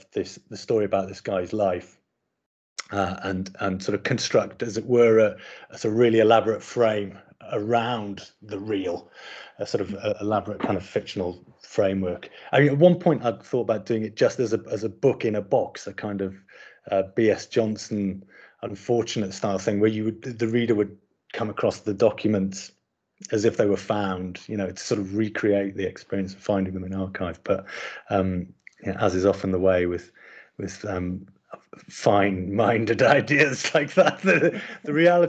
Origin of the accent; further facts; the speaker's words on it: Sunderland, North East England, United Kingdom; I grew up in Sunderland, and so was kind of really, you know, familiar with the dialect